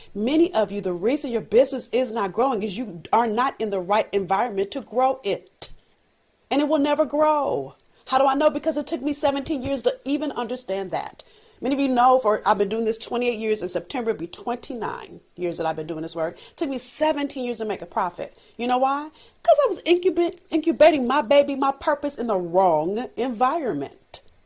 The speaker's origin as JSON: {"language": "English", "town": "Los Angeles", "region": "California", "country": "United States", "tie": "born or raised there", "said": "I'm from South Central L A. I've learned things growing up"}